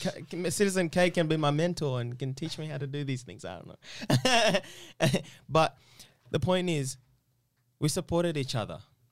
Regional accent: Eastern Region, Uganda; I'm originally from Uganda.

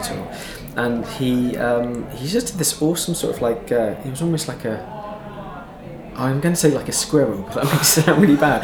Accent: Devon, South West England, United Kingdom; I grew up in Devon

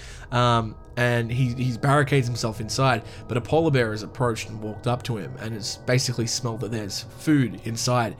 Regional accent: Australia; my home country of Australia

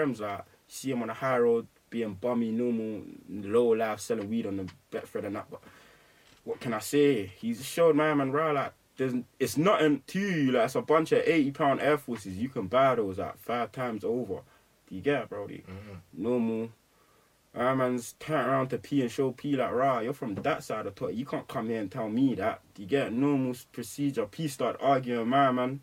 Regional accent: London, United Kingdom; also born or lived in Edmonton / Ghana / Luton; man's grown up in between Eddie and Tottenham my whole life

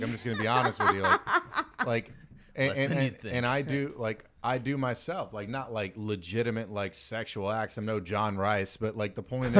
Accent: the South, United States; and I'm from the South, so like I see this even harder, right?

